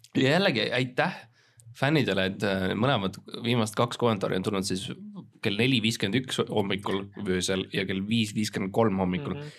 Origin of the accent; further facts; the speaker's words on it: Estonia; me oleme kõik eestlased, me oleme kõik eestlased